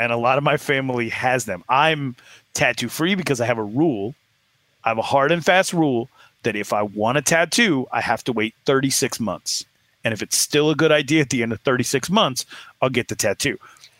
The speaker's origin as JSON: {"language": "English", "region": "Arizona", "country": "United States", "tie": "born or raised there", "said": "where I'm from, that's what tattoos look like. And where I was raised in Arizona"}